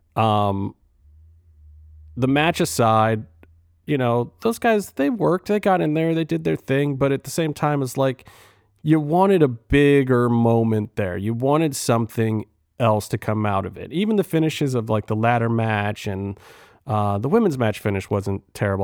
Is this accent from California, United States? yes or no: no; Cleveland, Ohio, United States; I'm from Cleveland